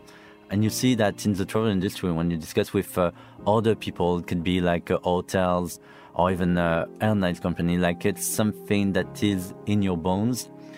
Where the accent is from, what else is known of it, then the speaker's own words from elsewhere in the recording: Saudi Arabia; also born or lived in Brest, France; I grew up in Saudi Arabia. My parents used to live there. I'm from Brittany, from Brest, so really like far, far west.